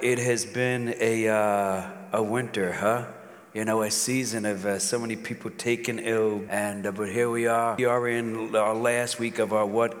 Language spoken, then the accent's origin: English; New York City, New York, United States; moved away; growing up in Brooklyn